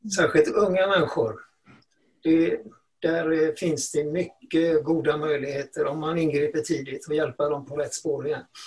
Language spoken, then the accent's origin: Swedish; Gothenburg, Västra Götaland, Sweden; när jag växte upp i Göteborg